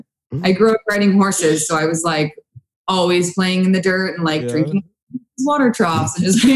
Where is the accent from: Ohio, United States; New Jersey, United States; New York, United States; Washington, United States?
Washington, United States; We both grew up like not in Seattle and more in like small towns, kind of in the outskirts